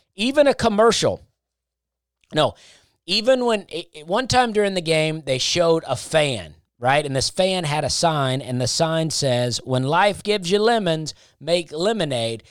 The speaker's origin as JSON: {"language": "English", "region": "Alabama", "country": "United States", "tie": "born or raised there", "said": "I grew up in Alabama"}